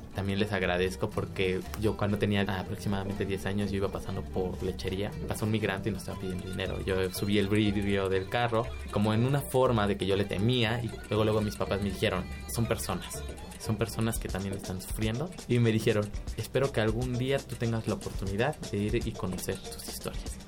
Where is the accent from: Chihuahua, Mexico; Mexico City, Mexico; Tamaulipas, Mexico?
Mexico City, Mexico; Nací en, eh, en la Ciudad de México el 21 de abril de 1999